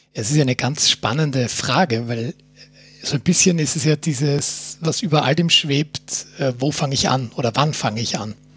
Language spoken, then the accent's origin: German; Austria; bei uns in Österreich